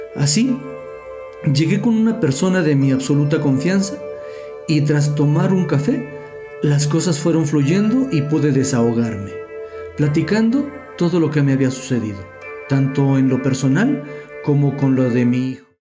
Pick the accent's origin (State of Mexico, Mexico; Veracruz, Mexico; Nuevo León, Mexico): Veracruz, Mexico; Huayacocotla; now in Pachuca, Mexico; soy de un lugar llamado Guayacocotla, Veracruz, en el cual es sierra